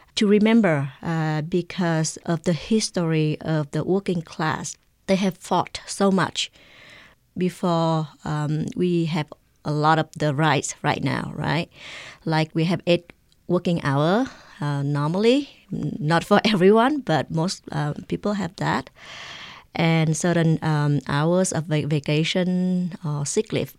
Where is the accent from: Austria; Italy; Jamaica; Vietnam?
Vietnam; now in Albuquerque, United States; I am an immigrant from Vietnam